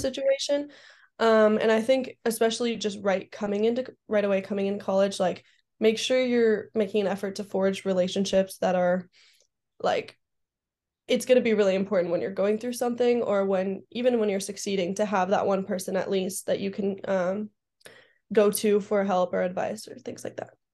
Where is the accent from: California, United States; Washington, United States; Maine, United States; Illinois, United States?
California, United States; Southern; I grew up in SoCal, so the beach for me is a really good calming place.